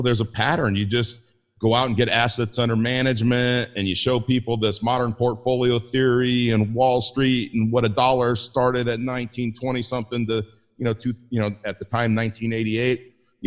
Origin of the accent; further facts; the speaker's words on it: Inglewood, California, United States; I grew up in Inglewood